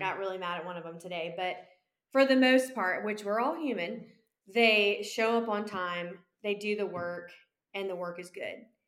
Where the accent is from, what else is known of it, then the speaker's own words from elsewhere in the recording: Columbia, South Carolina, United States; born and raised in Columbia, South Carolina